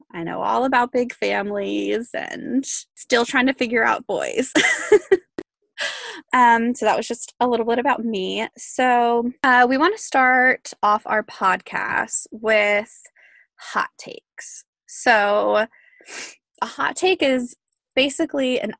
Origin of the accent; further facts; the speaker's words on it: South Carolina, United States; I am from South Carolina